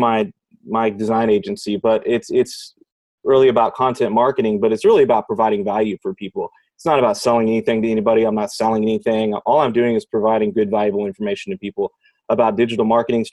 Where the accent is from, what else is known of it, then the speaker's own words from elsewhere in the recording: Houston, Texas, United States; I'm from Houston, Texas